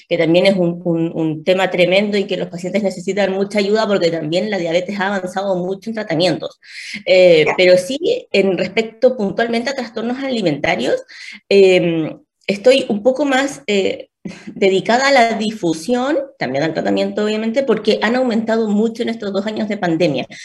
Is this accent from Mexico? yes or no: no; Punta Arenas, Magallanes, Chile; moved away as an adult; now in Santiago, Chile; soy médico nutrióloga, diabetóloga también, soy, de, soy magallánica, soy de Punta